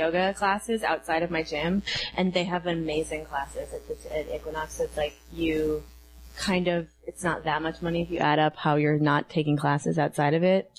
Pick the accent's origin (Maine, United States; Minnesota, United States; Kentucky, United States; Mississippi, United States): Minnesota, United States; I'm from Minnesota too